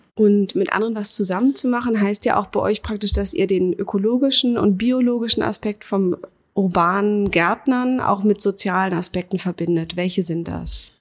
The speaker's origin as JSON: {"language": "German", "region": "Berlin", "country": "Germany", "said": "als Berlinerin"}